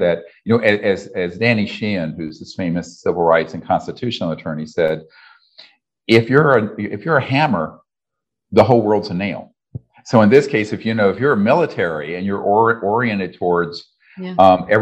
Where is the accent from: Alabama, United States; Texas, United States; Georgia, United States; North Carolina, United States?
North Carolina, United States; Charlotte; I grew up in North Carolina in the South in Charlotte.